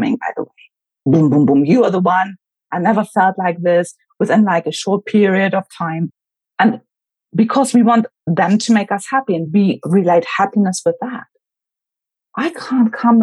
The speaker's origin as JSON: {"language": "English", "region": "Berlin", "country": "Germany", "tie": "born or raised there", "also_born_or_lived": "United Kingdom", "moved": "as an adult", "said": "I grew up in Berlin"}